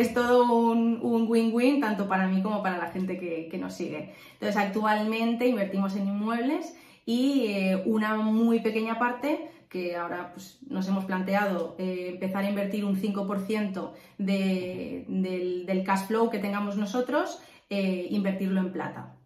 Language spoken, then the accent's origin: Spanish; Valencia, Valencian Community, Spain; soy de Valencia, tengo 30 años